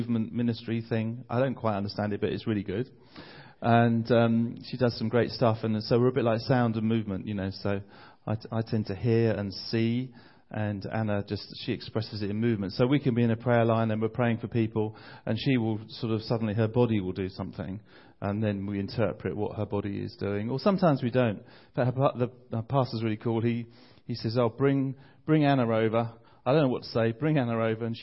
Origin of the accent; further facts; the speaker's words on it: Bromley, London, United Kingdom; I'm from London. I'm from a place called Bromley, which is about 20 minutes outside the centre of London.